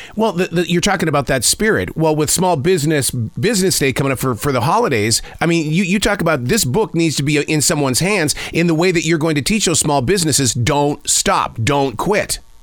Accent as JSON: {"language": "English", "region": "Montana", "country": "United States", "said": "come from the state of Montana"}